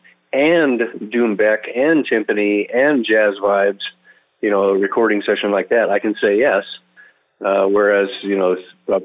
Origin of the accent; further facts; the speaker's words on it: Reno, Nevada, United States; now in Utah, United States; my hometown of Reno